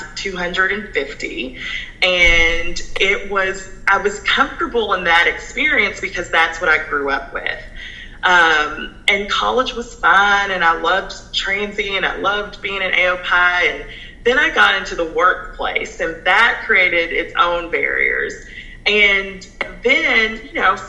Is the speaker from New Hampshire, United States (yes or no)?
no; San Antonio, Texas, United States; moved away; also born or lived in California / Cynthiana, Kentucky; we moved to Texas, San Antonio, Texas, where my mom's family is from. My mom was born and raised there. And so when I lived in Texas, I grew up in a mostly white and Hispanic school.